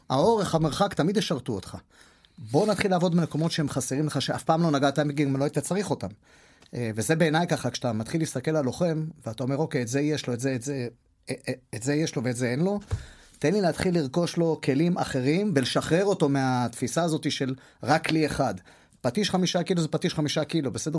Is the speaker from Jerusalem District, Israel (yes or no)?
no; Holon, Tel Aviv District, Israel; בבית ספר השני שהייתי בו, זה היה בתל גיבורים, מקיף תל גיבורים בחולון